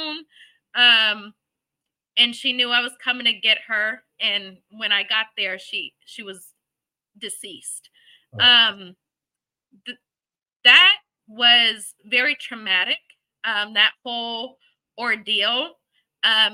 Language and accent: English; Michigan, United States; now in Arlington, United States; I'm from Michigan, you know, backwoods, hillbilly type stuff